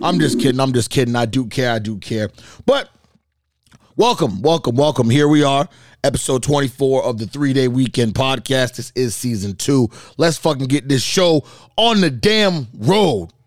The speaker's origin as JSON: {"language": "English", "town": "Boston", "region": "Massachusetts", "country": "United States", "said": "we're from Boston"}